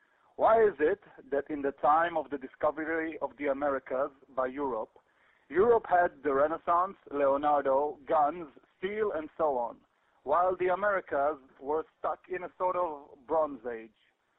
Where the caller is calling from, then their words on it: Israel; I'm calling from Israel.